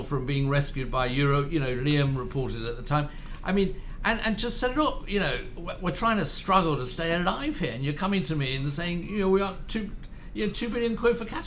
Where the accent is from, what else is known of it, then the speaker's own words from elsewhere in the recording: Madrid, Community of Madrid, Spain; I was born in Madrid. I'm half British, half Spanish.